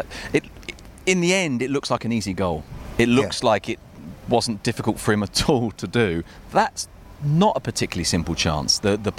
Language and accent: English; England, United Kingdom; I'm English.